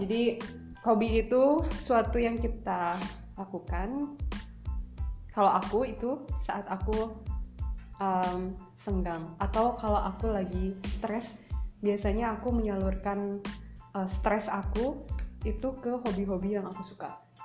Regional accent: West Java, Indonesia; accent: Sundanese intonation; kita orang Sunda

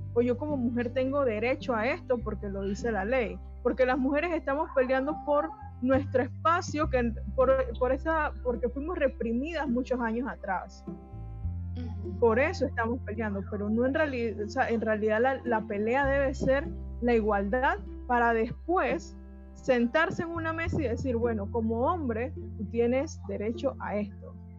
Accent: Bocas del Toro, Panama; donde yo vengo en Bocas del Toro

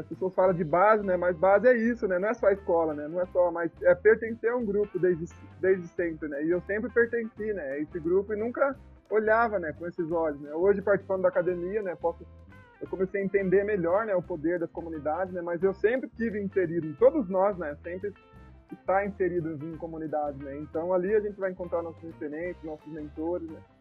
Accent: Piracicaba, São Paulo, Brazil; now in Baixada Santista, Brazil; eu sou natural de Piracicaba, né, e hoje eu tô exclusivamente aqui em Piracicaba

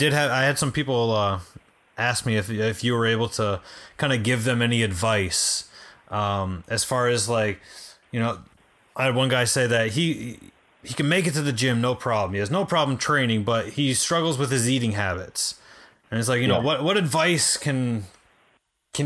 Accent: Detroit, Michigan, United States; now in Florida, United States; I'm originally from Detroit

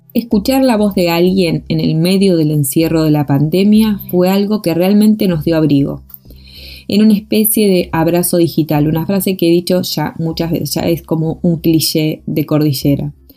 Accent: Argentina; moved away as an adult; now in Chile; soy artista y gestora argentina y me encuentro viviendo en Chile desde 2015

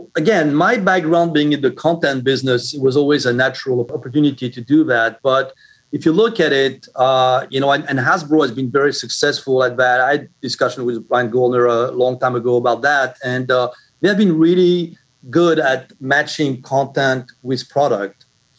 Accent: Brooklyn, New York, United States; Well, actually, Richard, I'm originally from Brooklyn, New York.

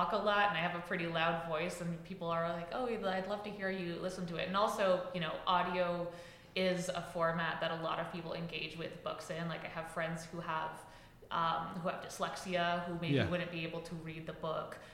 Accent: New York City, New York, United States; moved away as an adult; now in Pittsburgh, United States; I grew up in Washington Heights

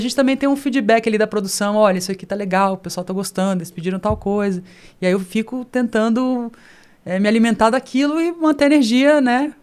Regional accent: Brasília, Federal District, Brazil; also born or lived in Rio de Janeiro; Com quatro anos para Brasília. Vivenciei tudo aquilo de brincar embaixo do bloco

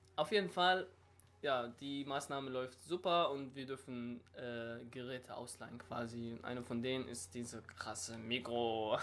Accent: near northern Syria, Syria; German is a second language; now in Germany; ich komme aus der Nähe von Nordsyrien

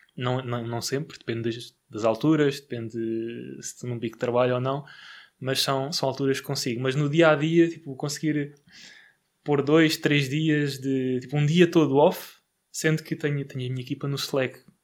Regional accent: Barreiro, Setúbal, Portugal; sou do Barreiro

